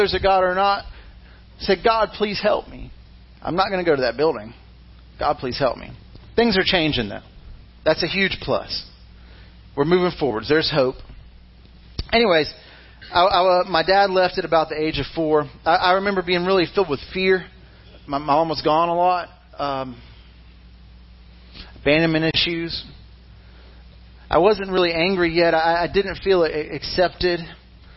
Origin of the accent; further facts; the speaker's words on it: Mississippi, United States; I was born in Mississippi